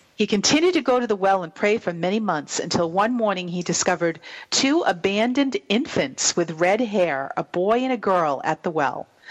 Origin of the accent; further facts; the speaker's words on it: New England, United States; accent: New England; my New England accent